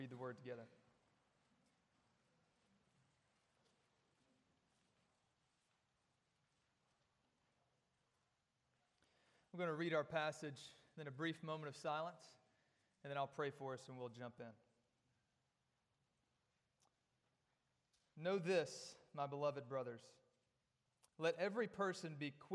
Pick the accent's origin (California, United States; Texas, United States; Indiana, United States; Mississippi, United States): Mississippi, United States; Corinth; moved away; I'm from North Mississippi. My wife and I both are from a little town called Corinth